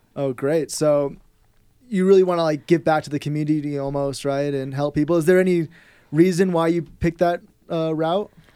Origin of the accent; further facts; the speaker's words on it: Bay Area, California, United States; I'm from the Bay Area